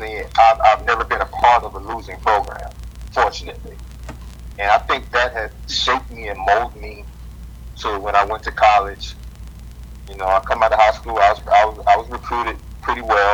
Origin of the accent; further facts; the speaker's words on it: Selma, Alabama, United States; my hometown, man, in Selma, Alabama. You know, I'm a Selma boy, you know, through and through